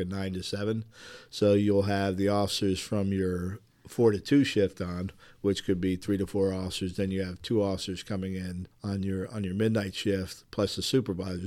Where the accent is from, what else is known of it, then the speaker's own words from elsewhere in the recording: Manassas, Virginia, United States; moved away as an adult; also born or lived in New Jersey / Fort Myers, Florida; now in Milford, United States; I'm originally from New Jersey, and then I moved to Virginia, and then literally I went to Fort Myers, Florida, just for the job